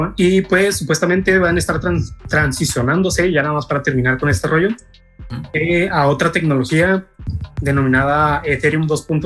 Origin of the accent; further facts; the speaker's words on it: Mexico; nosotros los mexicanos